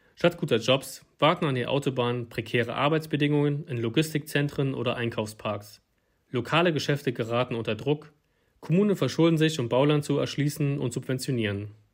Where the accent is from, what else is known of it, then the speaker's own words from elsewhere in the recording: Altmark, northern Saxony-Anhalt, Germany; In meiner Heimat, der Altmark im Norden Sachsen-Anhalts